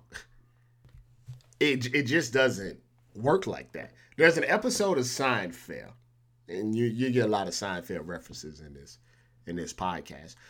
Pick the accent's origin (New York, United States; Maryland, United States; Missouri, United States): Missouri, United States; now in California, United States; I'm from Missouri